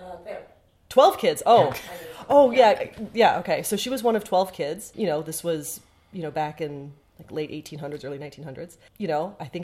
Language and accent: English; Chicago, Illinois, United States; I was born and raised in the United States in Chicago